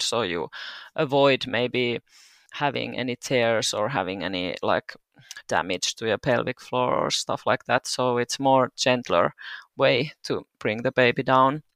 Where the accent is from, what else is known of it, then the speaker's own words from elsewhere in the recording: Turku, Southwest Finland, Finland; moved away as an adult; now in Seinäjoki, Finland; I'm originally from Turku. I mo, uh, lived there twenty-two years